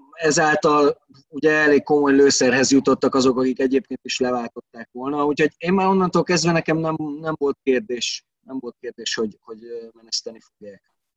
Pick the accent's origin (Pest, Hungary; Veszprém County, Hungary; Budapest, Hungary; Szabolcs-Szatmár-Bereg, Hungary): Veszprém County, Hungary; Veszprém; én ott nőttem fel a városba